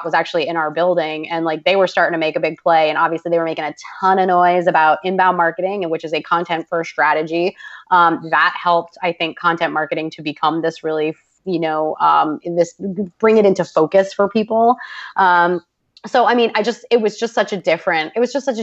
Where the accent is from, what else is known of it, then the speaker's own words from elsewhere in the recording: Boston, Massachusetts, United States; I'm from Boston.